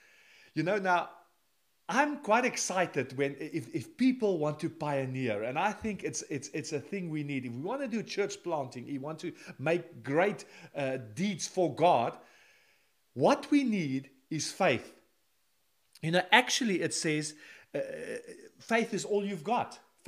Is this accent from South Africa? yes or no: yes; South Africa; moved away as an adult; now in Netherlands; Now, in 1988, when I came with three other people to the Netherlands, we came from South Africa, just a suitcase.